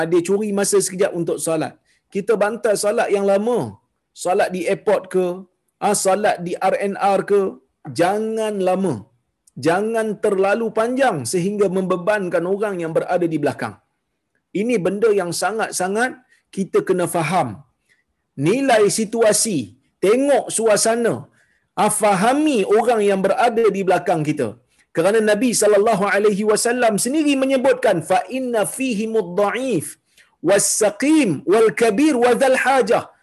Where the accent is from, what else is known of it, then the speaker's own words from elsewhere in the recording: Kuala Lumpur, Malaysia; saya daripada ah, saya daripada Kuala Lumpur, masa tu saya duduk di Kuala Lumpur.